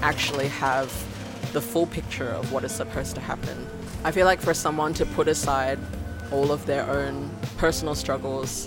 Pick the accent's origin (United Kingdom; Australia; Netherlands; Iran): Australia; moved away as an adult; now in Shanghai, China; I'm originally from Australia, and I've been living in Shanghai for 7 years now.